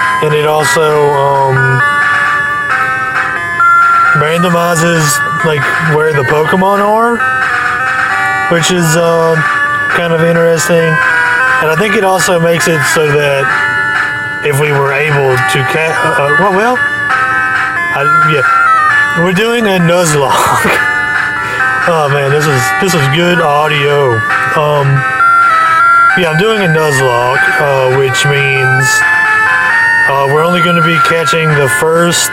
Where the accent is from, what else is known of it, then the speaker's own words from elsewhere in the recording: United States; I'm American.